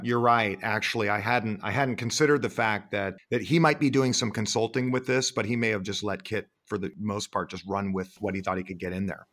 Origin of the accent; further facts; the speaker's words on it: Sonoma, California, United States; moved away as an adult; also born or lived in Florida; I'm up in Sonoma, my hometown